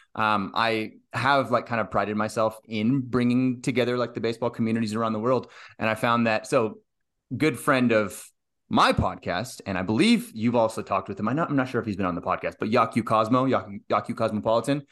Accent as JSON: {"language": "English", "country": "United States", "said": "I'm in the U S, I'm an American"}